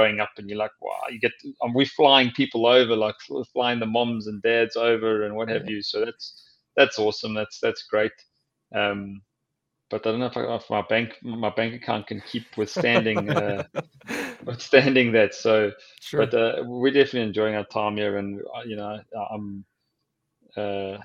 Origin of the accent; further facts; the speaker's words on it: Durban, KwaZulu-Natal, South Africa; moved away as an adult; now in New England, United States; when I was in the Sharks and a schoolboy growing up in Durban